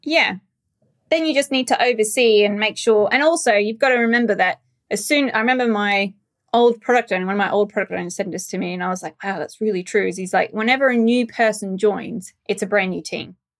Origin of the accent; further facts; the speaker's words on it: Australia; moved away; being Australian, uh, we, as a culture, Australians, we're a lot more direct